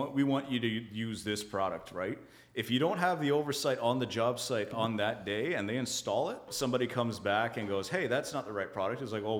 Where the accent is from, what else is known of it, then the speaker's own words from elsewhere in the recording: Canada; we're Canadian innovation, Canadian this, Canadian that.